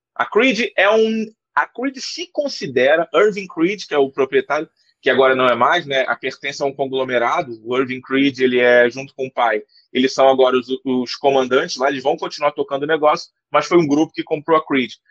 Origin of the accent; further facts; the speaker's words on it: Rio de Janeiro, Brazil; eu sou do Rio de Janeiro